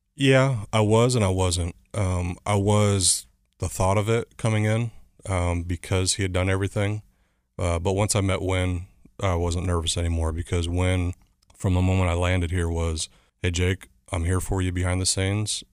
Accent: Chandler, Arizona, United States; moved away; also born or lived in Southern California; I grew up in a small town, Chandler, Arizona, just outside Phoenix.

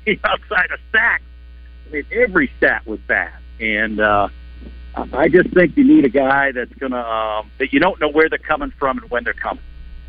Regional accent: Framingham, Massachusetts, United States; now in Arkansas, United States; I went back to where I grew up in Framingham

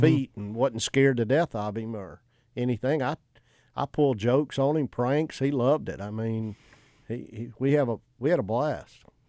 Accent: South Mississippi, United States; I grew up in South Mississippi, nine hole golf course

